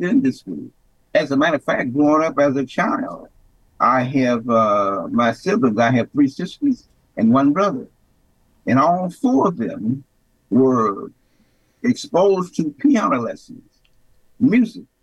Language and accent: English; Memphis, Tennessee, United States; moved away as an adult; also born or lived in Chicago; I was born and bred in Memphis, Tennessee. I grew up in Memphis, Tennessee